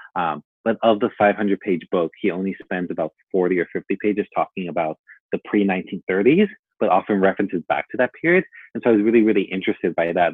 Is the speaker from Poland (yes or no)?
no; Long Beach, California, United States; also born or lived in Mexico; I am from Long Beach, California, but I also sometimes claim Mexico just because I spent so much of my childhood there, but now I reside in Long Beach.